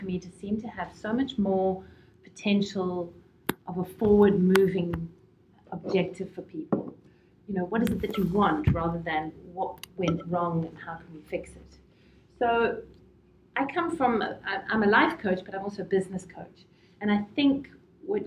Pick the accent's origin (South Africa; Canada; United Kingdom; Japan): South Africa; Johannesburg, Gauteng; moved away as an adult; now in Boston, United States; I come from Johannesburg in South Africa, and I moved to Boston 2 years ago